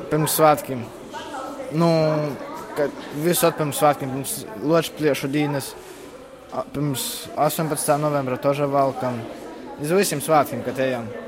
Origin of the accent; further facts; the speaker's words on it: Latvia; Latvija tā ir mana dzimtene. Tā ir tā vieta, kur es piedzimu, kur es izaugu, kur es vicos